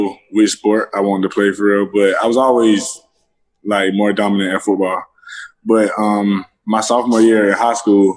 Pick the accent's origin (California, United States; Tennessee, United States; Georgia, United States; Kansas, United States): Georgia, United States; LaGrange; moved away as an adult; now in Gainesville, United States; I'm from LaGrange, Georgia. It's a small town south of Atlanta, probably like 45 minutes. It's not very big. Like growing up, I just used to play sports